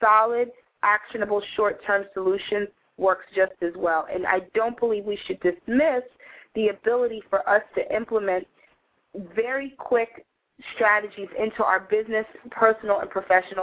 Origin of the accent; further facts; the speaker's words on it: New York City, New York, United States; when I was growing up in New York City, my mom would let me go to McDonald's for dinner, but only on Fridays.